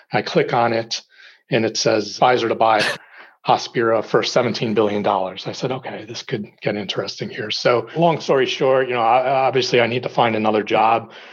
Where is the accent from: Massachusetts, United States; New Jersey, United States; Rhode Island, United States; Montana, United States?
New Jersey, United States; moved away as an adult; also born or lived in Corning, New York / Lake Forest, Illinois; my parents never actually uprooted me when I grew up in New Jersey